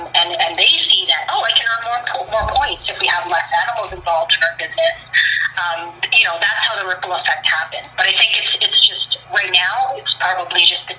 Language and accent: English; Philippines; I want to get it out there as much as possible so that people can see me as a Filipina